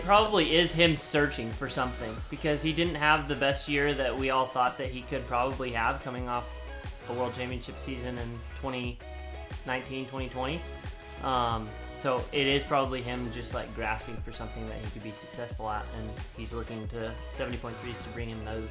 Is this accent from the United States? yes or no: yes; United States; I'm American